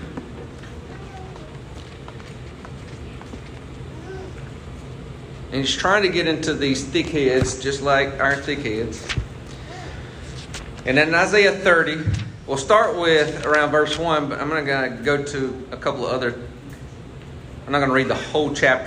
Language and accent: English; United States; I'm proud of where I live. I'm proud I'm American.